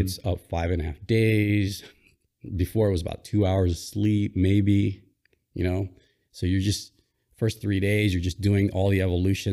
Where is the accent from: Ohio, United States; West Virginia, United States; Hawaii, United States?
Hawaii, United States; born or raised there; also born or lived in Philippines